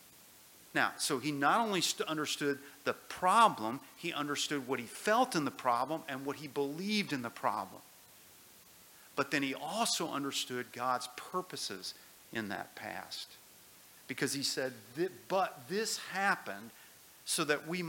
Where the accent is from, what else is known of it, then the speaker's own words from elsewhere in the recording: United States; I grew up on the Ohio River